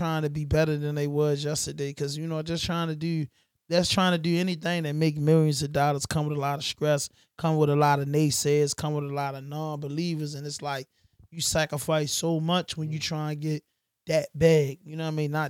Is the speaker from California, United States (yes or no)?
no; Baltimore, Maryland, United States; we come from Baltimore and we come from, you know, the urban community